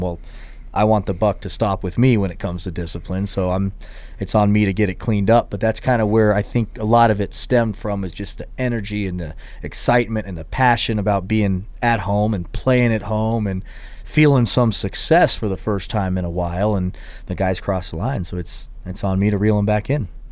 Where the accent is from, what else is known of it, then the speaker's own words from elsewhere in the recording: Tennessee, United States; moved away; also born or lived in Houston, Texas; I had, was in Houston and then we moved to Tennessee